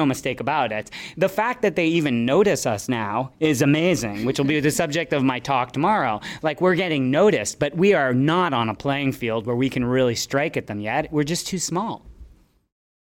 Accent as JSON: {"language": "English", "country": "Canada", "tie": "born or raised there", "also_born_or_lived": "New Zealand", "moved": "as an adult", "said": "I'm a Canadian by birth, but I was in New Zealand for 10 years"}